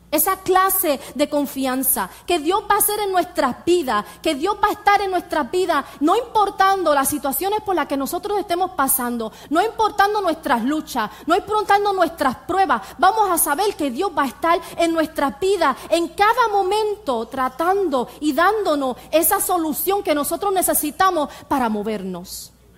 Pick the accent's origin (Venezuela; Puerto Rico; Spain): Puerto Rico; moved away; yo soy de Puerto Rico, yo me crié en Puerto Rico